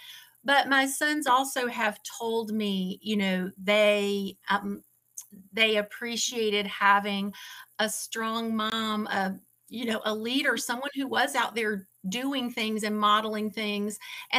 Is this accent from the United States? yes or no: yes; Atlanta, Georgia, United States; moved away; also born or lived in North Carolina / Lawrence, Kansas; I was born in Atlanta and then lived in North Carolina.